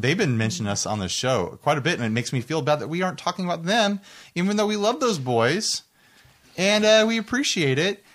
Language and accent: English; United States; I'm an American